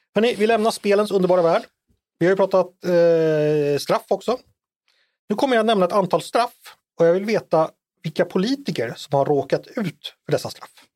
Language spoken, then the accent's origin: Swedish; Danderyd, Stockholm County, Sweden; Jag föddes ju tyvärr på Danderyds sjukhus och inte på Sahlgrenska